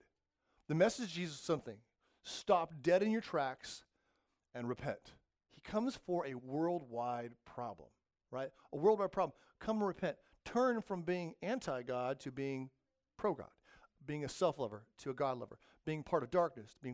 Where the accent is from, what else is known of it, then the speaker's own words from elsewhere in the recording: the desert in California, United States; I grew up in the desert in California